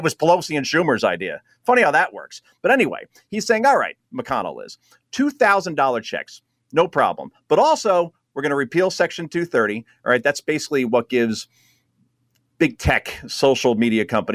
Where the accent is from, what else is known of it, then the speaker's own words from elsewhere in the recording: New Jersey, United States; I'm from New Jersey